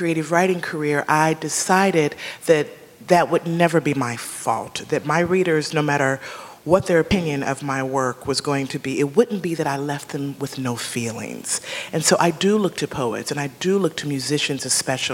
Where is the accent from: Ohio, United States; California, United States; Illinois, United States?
Illinois, United States; Chicago; also born or lived in Kansas City, Missouri; now in New York, United States; I'm a Midwesterner by roots. I was born in Kansas City, Missouri, and grew up in the suburbs of Chicago